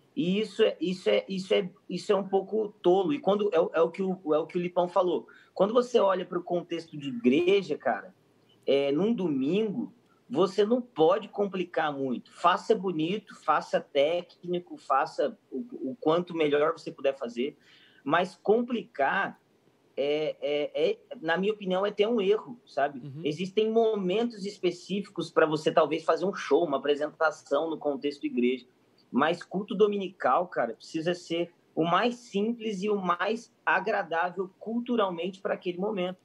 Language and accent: Portuguese; Brazil; eu sou brasileiro